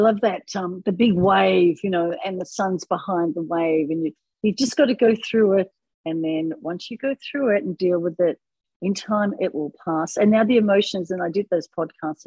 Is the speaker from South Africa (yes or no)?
no; Australia; I'm from Australia